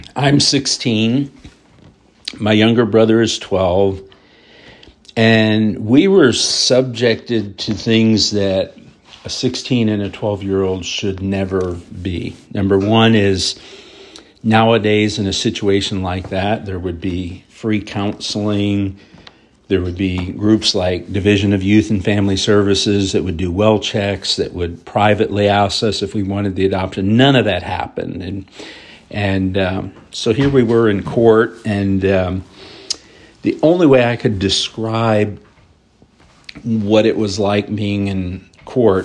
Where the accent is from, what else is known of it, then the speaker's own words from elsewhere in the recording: Highland Lakes, New Jersey, United States; my hometown in New Jersey, where I graduated high school, lived about five years, is Highland Lakes